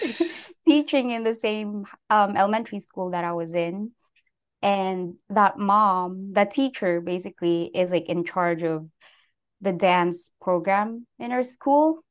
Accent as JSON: {"language": "English", "town": "Baguio", "region": "Cordillera Administrative Region", "country": "Philippines", "tie": "born or raised there", "also_born_or_lived": "San Jose, United States", "moved": "as an adult", "lives_now": "United States", "said": "I was born and raised in the Philippines. Um, I was there for nineteen years"}